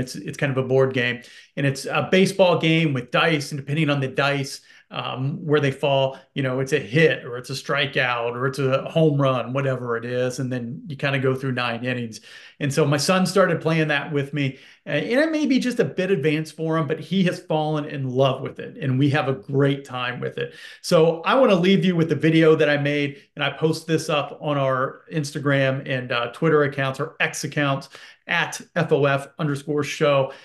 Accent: Indianapolis, Indiana, United States; Growing up in Indianapolis

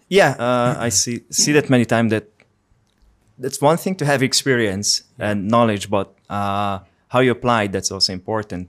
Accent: Hungary; English is a second language; moved away as an adult; also born or lived in Finland; I'm from Hungary

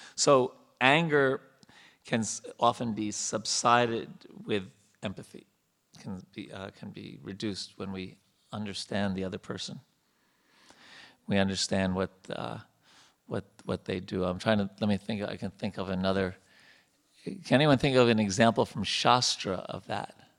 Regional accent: India; moved away as an adult; now in United States; we have our background growing up in India

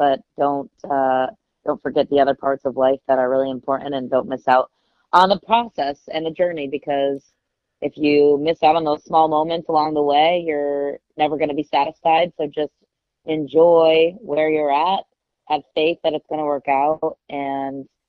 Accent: Grand Rapids, Michigan, United States; in Grand Rapids, Michigan, where I grew up

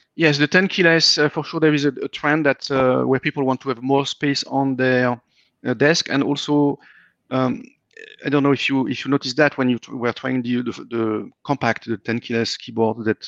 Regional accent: France; moved away as an adult; now in Austin, United States; I'm coming from France

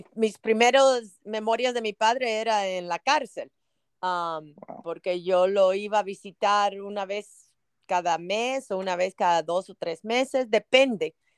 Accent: United States; also born or lived in Havana, Cuba; yo me crié aquí en los Estados Unidos, vine de los siete años, casi siete años

